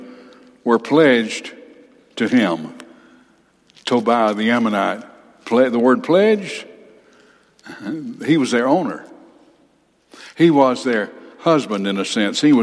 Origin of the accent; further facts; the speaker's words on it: Huntsville, Alabama, United States; my hometown, Huntsville, Alabama